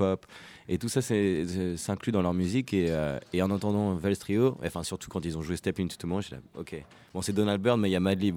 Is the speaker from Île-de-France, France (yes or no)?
yes; Paris, Île-de-France, France; moved away as an adult; also born or lived in London; je viens de Paris